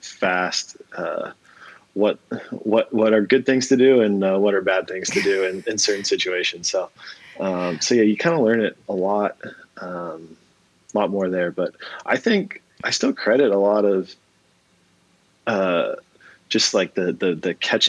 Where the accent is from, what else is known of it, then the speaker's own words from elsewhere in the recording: San Diego, California, United States; growing up in San Diego